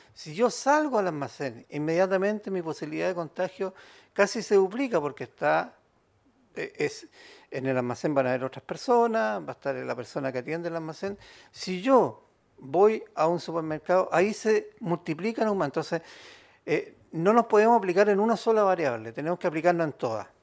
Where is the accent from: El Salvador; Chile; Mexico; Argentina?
Chile